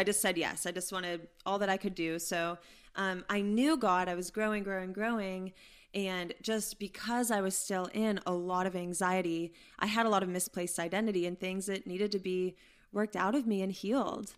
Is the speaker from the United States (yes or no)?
yes; Pittsburgh, Pennsylvania, United States; moved away; I'm from Pittsburgh, Pennsylvania.